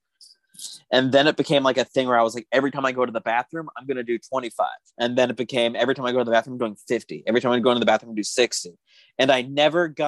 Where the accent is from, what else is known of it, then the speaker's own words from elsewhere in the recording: Tucson, Arizona, United States; moved away; I'm from Tucson, Arizona, and I used to go see him play AAA ball when they were the Tucson Padres.